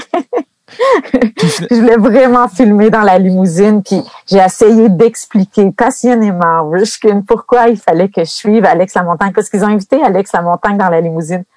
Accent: Gracefield, Quebec, Canada; je viens de Gracefield, près de Maniwaki

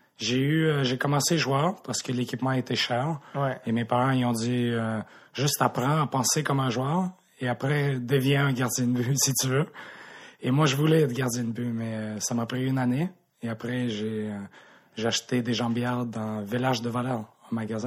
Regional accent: Montreal, Quebec, Canada; born or raised there; also born or lived in Krasnodar, Russia

